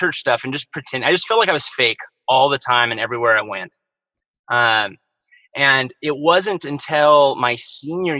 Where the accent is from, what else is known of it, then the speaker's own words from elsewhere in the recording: Bakersfield, California, United States; I was born and raised in Bakersfield, California